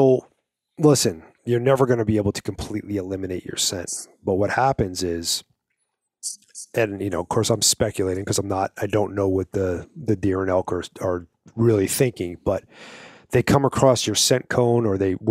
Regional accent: New York, United States; moved away as an adult; when I grew up in New York

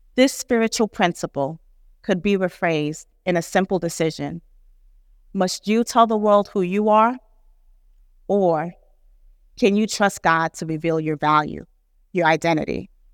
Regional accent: New York City, New York, United States; a first generation Nigerian American who grew up in New York City

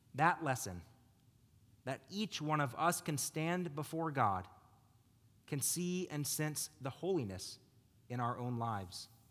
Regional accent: United States; we as American Jews are blessed to live amongst neighbors we call our friends

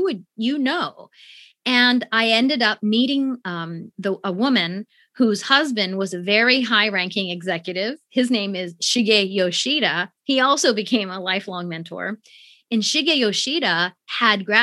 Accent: near Marysville, Ohio, United States; also born or lived in Japan; I grew up in the United States

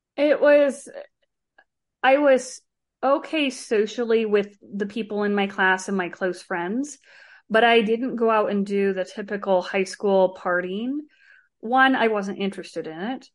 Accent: Arizona, United States; I grew up in Arizona, uh, with my mom and one of my brothers

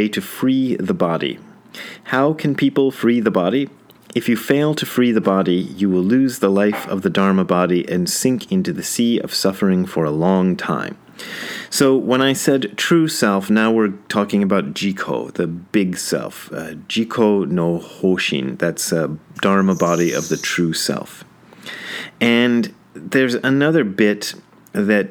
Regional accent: Wadsworth, Ohio, United States; also born or lived in Hamilton, Ohio; I was born in Hamilton and then moved to Wadsworth.

